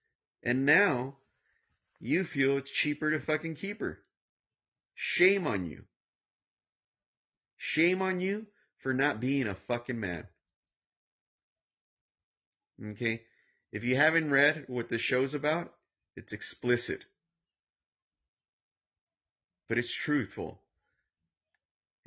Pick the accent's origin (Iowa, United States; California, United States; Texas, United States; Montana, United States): California, United States; Santa Ana; I grew up in Santana, California. In the ghetto, in the worst part of Southern California.